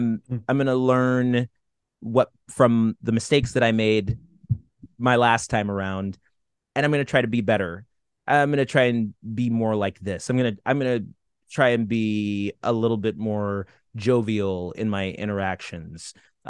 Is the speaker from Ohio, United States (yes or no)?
no; Watertown, New York, United States; born there; I was born in Watertown, New York. Born in Watertown, New York, specifically because my mother was involved with the Army Reserves at Fort Drum, which is right there.